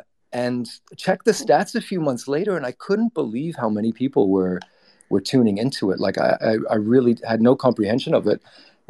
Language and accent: English; Singapore; also born or lived in Britain; I'm a tri-national. I'm a Canadian New Zealander born in Britain. I grew up in Singapore